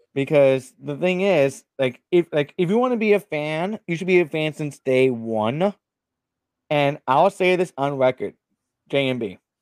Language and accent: English; South Florida, United States; I'm from South Florida